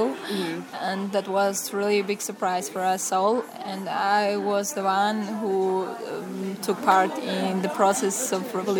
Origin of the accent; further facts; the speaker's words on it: Vanadzor, Lori, Armenia; now in Yerevan, Armenia; As Nicole introduced me … from Armenia. And so the first question, I moved here from Vanadzor to study and then found a job and stayed here forever.